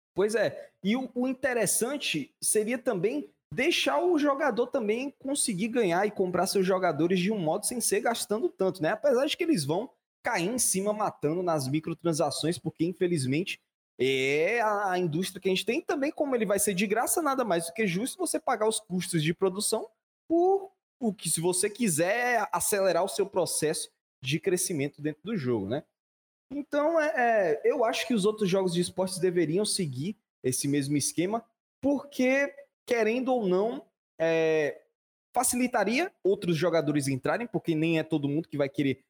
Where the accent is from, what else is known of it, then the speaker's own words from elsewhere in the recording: Brazil; eu sou brasileiro